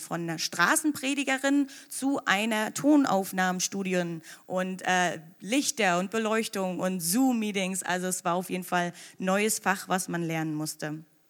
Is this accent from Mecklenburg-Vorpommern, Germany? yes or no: yes; Anklam, Mecklenburg-Vorpommern, Germany; moved away as an adult; also born or lived in Magdeburg / New York; ich bin geboren und aufgewachsen in Mecklenburg-Vorpommern, ähm, genau gesagt in Antlam